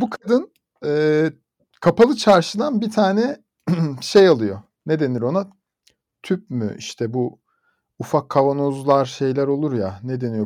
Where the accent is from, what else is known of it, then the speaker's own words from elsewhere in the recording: Bursa, Turkey; bir Bursalı olarak